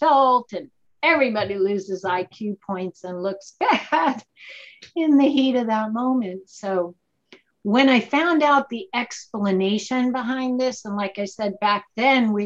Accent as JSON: {"language": "English", "town": "Boston", "region": "Massachusetts", "country": "United States", "moved": "yes", "said": "I am from Boston"}